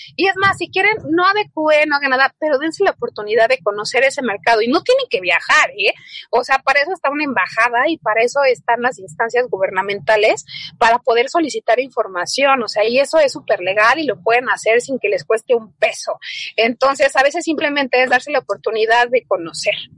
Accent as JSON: {"language": "Spanish", "country": "Mexico", "said": "como mexicanos"}